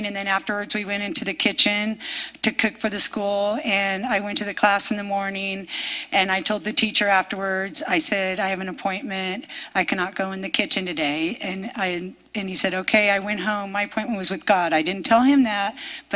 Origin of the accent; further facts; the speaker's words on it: California, United States; I'm from California